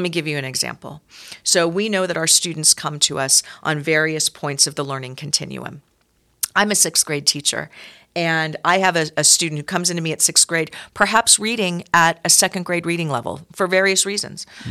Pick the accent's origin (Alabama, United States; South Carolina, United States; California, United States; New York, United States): California, United States; San Francisco Bay Area; born or raised there; moved away as an adult; also born or lived in Seattle, Washington; now in Reno, United States